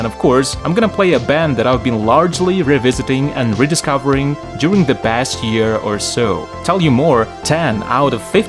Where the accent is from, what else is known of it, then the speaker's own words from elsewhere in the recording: Lviv, Lviv Oblast, Ukraine; in my hometown, Lviv, it has been raining ever since 1256, which is when the city was founded